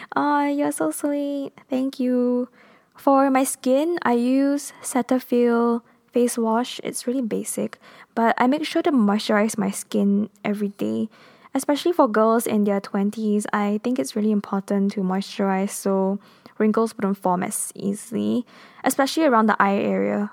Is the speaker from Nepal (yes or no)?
no; Kuala Lumpur, Malaysia; first language English; I am based in Kuala Lumpur, Malaysia. We are a multinational country and our national language is Malay, but my first language and mother tongue is English